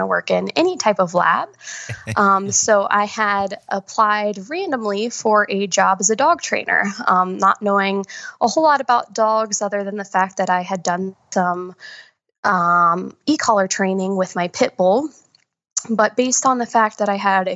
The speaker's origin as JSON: {"language": "English", "town": "Columbus", "region": "Ohio", "country": "United States", "moved": "as an adult", "lives_now": "Winston-Salem, United States", "said": "I currently live in Winston-Salem, North Carolina, but I am actually from Columbus, Ohio. So I moved down here in 2015"}